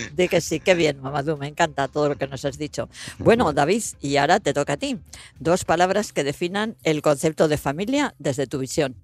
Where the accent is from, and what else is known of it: Madrid, Community of Madrid, Spain